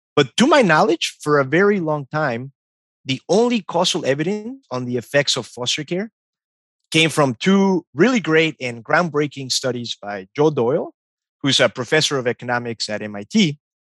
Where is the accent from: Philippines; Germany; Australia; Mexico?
Mexico; moved away; growing up in Mexico